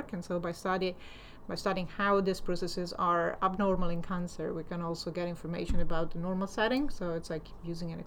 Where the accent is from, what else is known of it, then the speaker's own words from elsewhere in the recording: Italy; moved away as an adult; also born or lived in United States; now in London, United Kingdom; I'm originally from Italy, so I studied in Italy and I got there my PhD